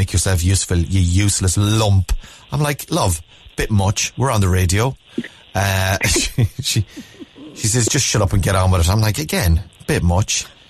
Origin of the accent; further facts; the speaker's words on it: Mayo, Connacht, Ireland; I said, from Mayo.